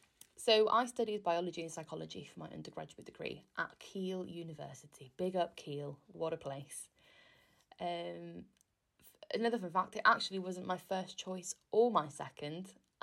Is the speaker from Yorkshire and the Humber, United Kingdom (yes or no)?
no; Wales, United Kingdom; now in England